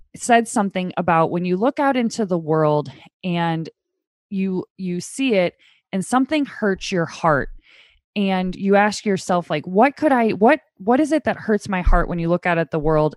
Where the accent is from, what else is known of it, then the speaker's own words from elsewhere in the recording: St. Louis, Missouri, United States; I am from Saint Louis.